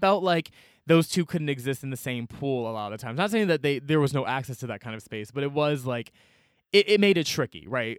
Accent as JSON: {"language": "English", "town": "Atlanta", "region": "Georgia", "country": "United States", "tie": "born or raised there", "said": "growing up in Atlanta, I was always surrounded by black people"}